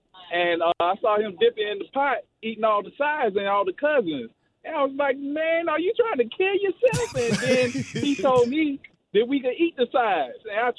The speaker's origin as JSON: {"language": "English", "town": "Jacksonville", "country": "United States", "said": "I'm from Jacksonville"}